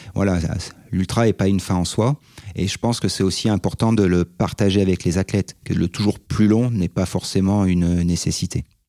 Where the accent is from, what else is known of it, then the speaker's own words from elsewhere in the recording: Savoie, Auvergne-Rhône-Alpes, France; je suis un Savoyard de 42 ans